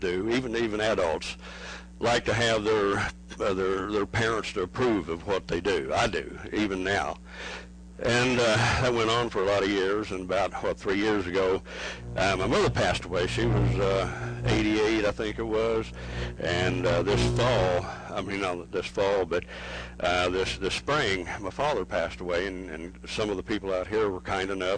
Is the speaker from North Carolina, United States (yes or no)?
no; Oklahoma, United States; we're from Oklahoma